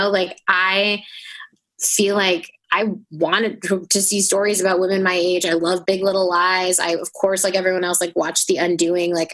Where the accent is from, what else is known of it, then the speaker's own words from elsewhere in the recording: United States; I'm Indian American. I was born here